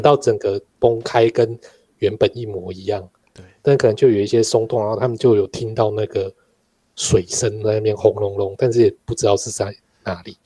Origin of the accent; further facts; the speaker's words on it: Taiwan; 身为台湾人